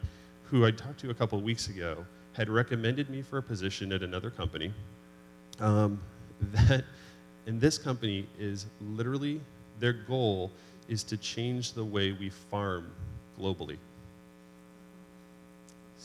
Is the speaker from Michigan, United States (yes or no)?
no; New Hampshire, United States; moved away; growing up in New Hampshire, in the White Mountains